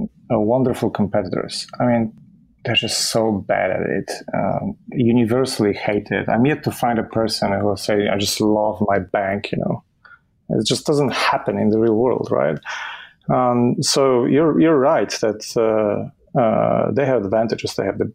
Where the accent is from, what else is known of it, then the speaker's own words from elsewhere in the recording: Poland; that was a different country in the 80s still, you know, before we switched to a democracy. So it was an interesting upbringing